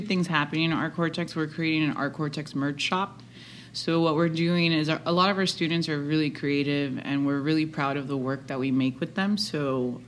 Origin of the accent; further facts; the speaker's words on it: Hialeah, Florida, United States; We grew up together, and we are two little girls from Hialeah that had big dreams